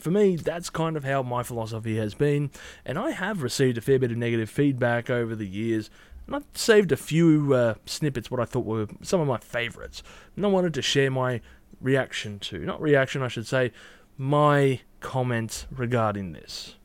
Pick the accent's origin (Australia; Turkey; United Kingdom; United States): Australia; I'm Australian